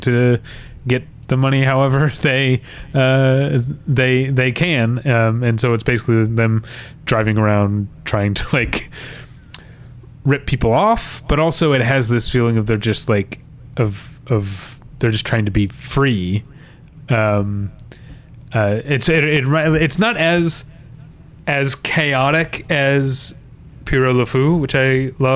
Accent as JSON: {"language": "English", "country": "United States", "said": "I feel like a dumb Westerner, a dumb American"}